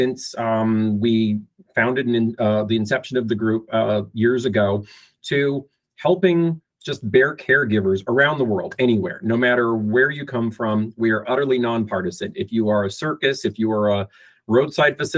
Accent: Fort Macleod, Alberta, Canada; I'm Canadian. I was born and raised in a little tiny town in southern Alberta called Fort McLeod.

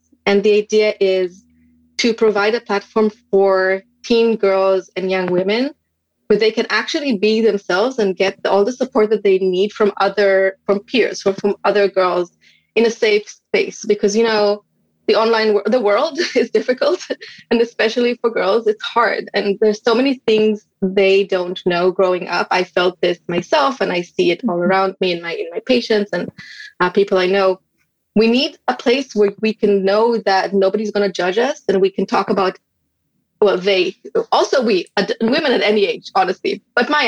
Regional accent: Israel; moved away as an adult; now in United States; I'm originally from Israel and we moved to the United States

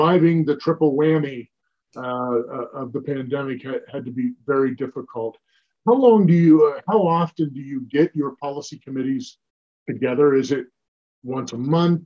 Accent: Central Pennsylvania, United States; I was born and raised in Pennsylvania, and in fact, Central Pennsylvania

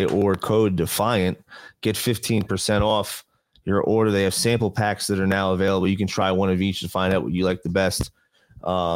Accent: New Jersey, United States; now in Las Vegas, United States; I come from New Jersey area where service is everywhere

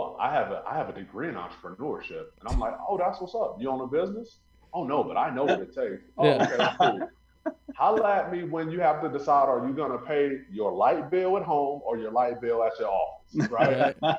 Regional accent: Missouri, United States; You know, people, I grew up near St. Louis. So, you know, we have the big Anheuser-Busch company there.

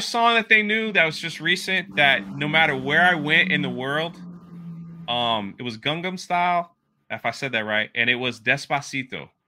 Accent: Washington, District of Columbia, United States; moved away; also born or lived in Miami; I grew up in Washington, D C, and then moved to Miami

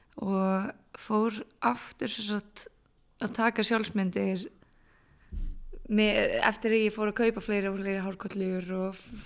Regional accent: Borgarnes, Western Region, Iceland; moved away as an adult; also born or lived in Reykjavík; ég flytt aftur upp í Borgarnærs, þaðan sem ég er frá

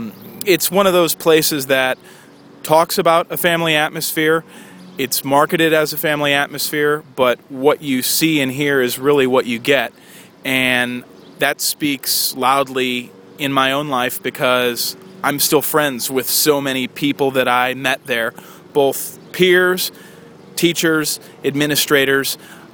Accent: St. Louis, Missouri, United States; growing up in St. Louis

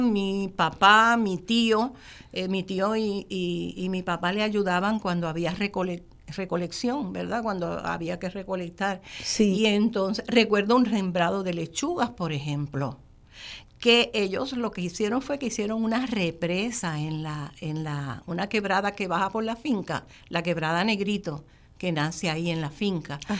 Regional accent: Gurabo, Puerto Rico; also born or lived in Río Piedras; en esa finca fue que yo nací, fue que me crié

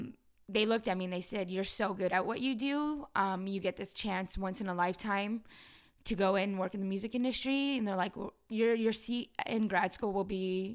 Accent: Los Angeles, California, United States; I grew up in Pacoima. Like, I grew up in Chicano culture.

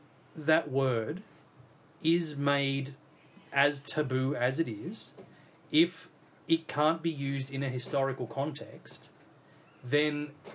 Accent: Australia; Because we are Australian

